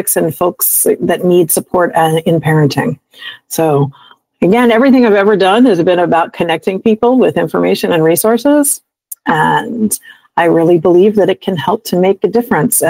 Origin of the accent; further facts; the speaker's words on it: Montgomery County, Maryland, United States; also born or lived in Wilmington, Delaware; I moved back to my hometown of Montgomery County, Maryland